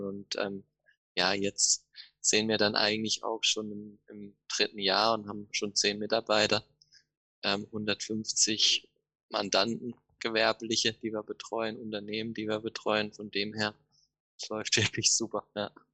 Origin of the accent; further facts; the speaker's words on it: Offenburg, Baden-Württemberg, Germany; Ich komme aus Offenburg. Ähm, das liegt zwischen Freiburg und Karlsruhe, Süden Deutschland.